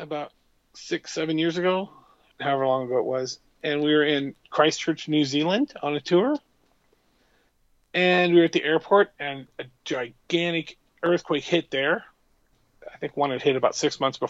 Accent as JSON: {"language": "English", "town": "Montesano", "region": "Washington", "country": "United States", "tie": "born or raised there", "also_born_or_lived": "Morton, Washington", "said": "I moved from Morton, where I had some friends as a kid, to a town, Montesano, where I didn't have any friends"}